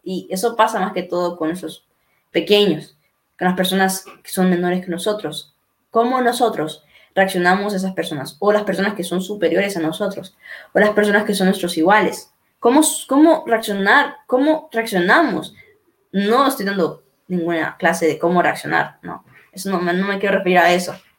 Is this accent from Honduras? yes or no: yes; Honduras; mi Honduras está saliendo adelante